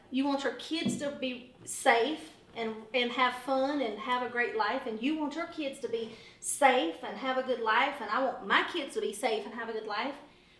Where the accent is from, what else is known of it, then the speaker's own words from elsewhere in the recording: the South, United States; I'm from the South.